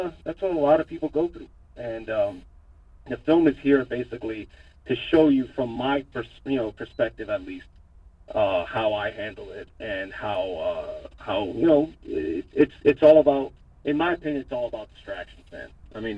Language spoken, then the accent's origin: English; Hialeah, Florida, United States; I was born and raised in Hialeah